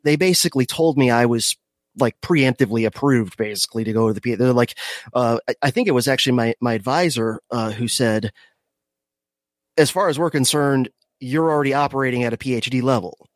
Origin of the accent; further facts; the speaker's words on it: Miami, Florida, United States; I was born in Miami, if, if, uh, you, w, you wanna go ba-, back that far. Um, so I, I grew up in, uh, the craziest part of Florida